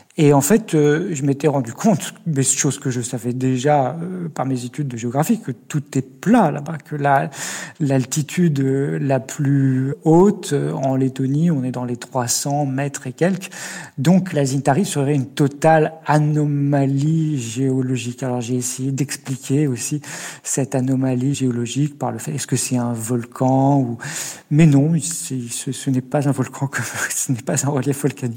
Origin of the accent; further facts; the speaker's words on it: Nord-Isère, Auvergne-Rhône-Alpes, France; Moi, j'ai grandi à la campagne dans un lieu que les gens ne savaient pas forcément situer quand on leur disait. Je me souviens que mes parents, c'était dans le Nord-Isère